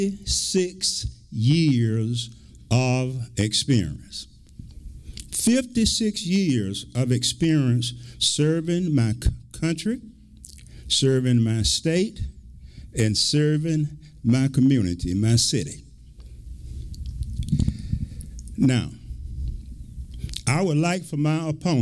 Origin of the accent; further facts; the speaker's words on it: Milledgeville, Georgia, United States; My caring started right here in Milledgeville. I was born here in Oconee Heights, finished high school here